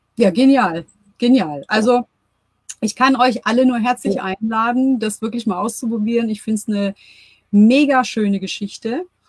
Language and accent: German; Germany; bei uns in Deutschland